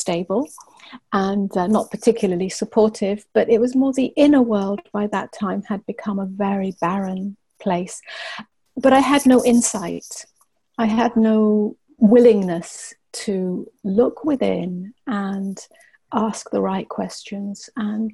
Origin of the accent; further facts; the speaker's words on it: England, United Kingdom; also born or lived in Cyprus; I lived on a small island in the Mediterranean for a couple of years, even though I was brought up in England